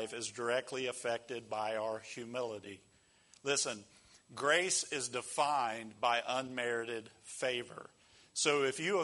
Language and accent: English; United States